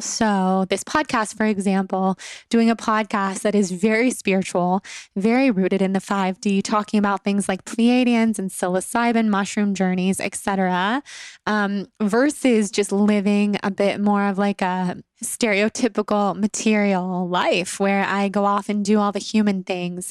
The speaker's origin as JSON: {"language": "English", "town": "Sacramento", "region": "California", "country": "United States", "tie": "born or raised there", "also_born_or_lived": "Los Angeles / New York / Italy", "said": "I have been a California girl, born and raised. I was born in Sacramento, California, and then I moved to Los Angeles for college in two thousand nine"}